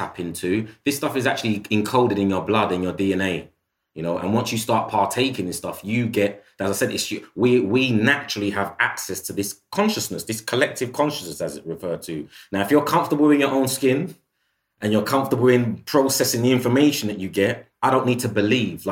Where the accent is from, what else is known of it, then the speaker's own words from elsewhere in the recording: United Kingdom; being somebody of African heritage by way of the Caribbean who was born and bred in the United Kingdom